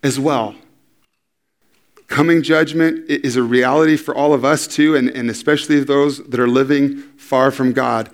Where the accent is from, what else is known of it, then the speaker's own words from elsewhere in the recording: San Diego, California, United States; I'm from San Diego